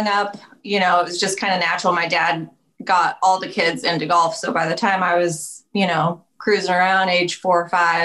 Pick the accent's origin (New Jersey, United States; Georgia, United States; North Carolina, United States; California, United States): California, United States; Sacramento; I grew up in Sacramento